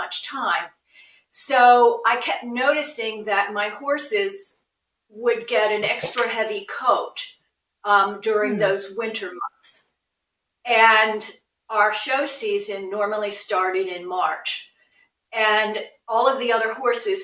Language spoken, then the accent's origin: English; Philadelphia, Pennsylvania, United States; I grew up in Philadelphia